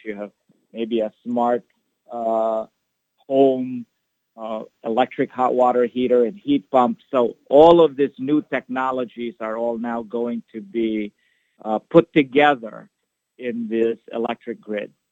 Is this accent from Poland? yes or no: no; Philippines; moved away as an adult; also born or lived in Iowa, United States / New York City, United States; now in Chicago, United States; I was born there, but I grew up in the Philippines and did all of my schooling in the Philippines